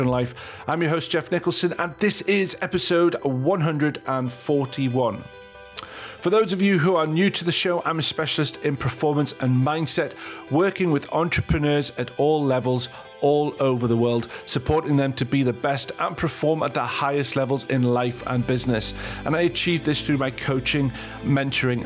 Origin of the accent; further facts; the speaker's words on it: England, United Kingdom; you say Agile, I'm English, I say Agile